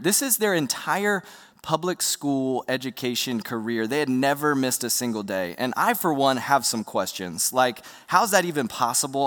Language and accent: English; Roanoke, Virginia, United States; I grew up in Roanoke, Virginia